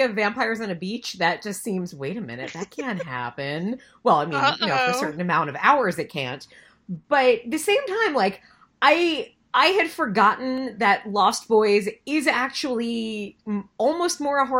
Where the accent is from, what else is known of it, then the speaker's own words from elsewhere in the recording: Long Island, New York, United States; I grew up in Long Island in the late 80s, early 90s